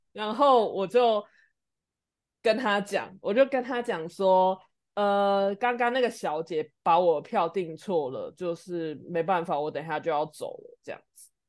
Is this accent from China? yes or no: no; Taiwan; 他发现说我是台湾人